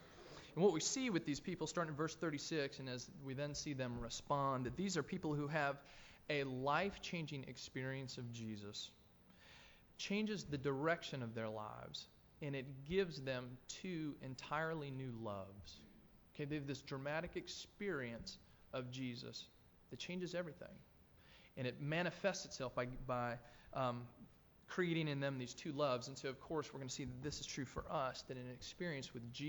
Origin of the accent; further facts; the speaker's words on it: Tennessee, United States; moved away as an adult; also born or lived in North Carolina; I grew up in Tennessee where my family lives. We're completely landlocked, yet here their oldest child now lived in North Carolina